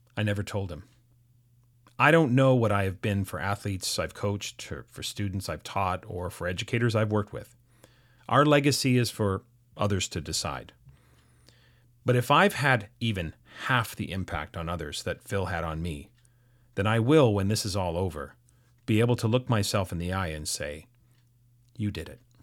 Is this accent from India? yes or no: no; North Vancouver, British Columbia, Canada; I grew up in North Vancouver